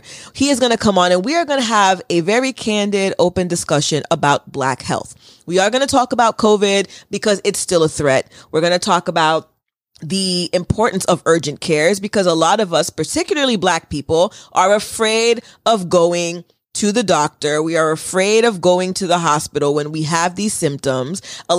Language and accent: English; United States; I was told from birth, although I was born in the United States and my birth certificate says that I'm an American, that I was not an American and that I was Haitian first.